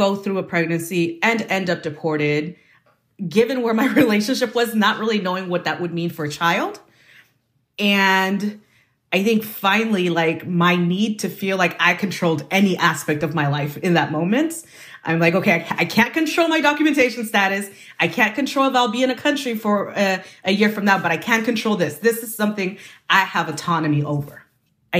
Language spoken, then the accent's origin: English; Bay Area, California, United States; I grew up in the Bay Area. I migrated with my family to the United States when I was 5